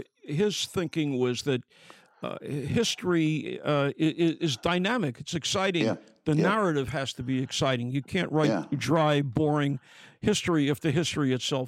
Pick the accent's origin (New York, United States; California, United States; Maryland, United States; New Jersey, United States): New York, United States; New York City; I'm a kid from Brooklyn.